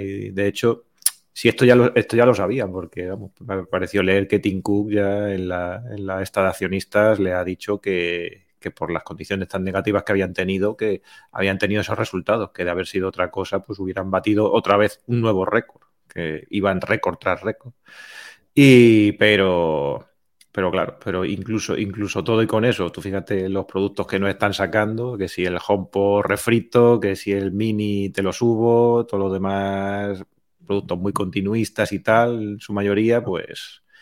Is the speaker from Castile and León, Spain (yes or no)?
no; Puertollano, Castilla-La Mancha, Spain; moved away; Ya he vuelto aquí a mi pueblo después de, muchos años fuera dando, dando tumbos por ahí